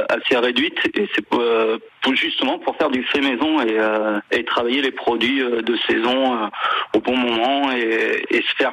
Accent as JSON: {"language": "French", "region": "Normandy", "country": "France", "said": "moi, je suis un pur normand"}